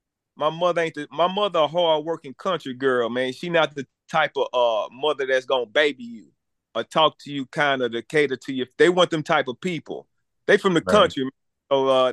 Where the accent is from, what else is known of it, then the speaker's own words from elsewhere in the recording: Virginia, United States; I grew up in Canterbury Village, went to Booker T. Washington. All I know is black people.